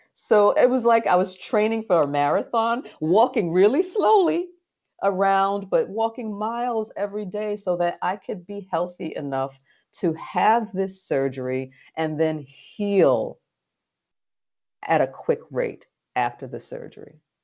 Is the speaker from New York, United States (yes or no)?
yes; New York City, New York, United States; this little brown girl who was born and raised in the Red Hook projects of Brooklyn, New York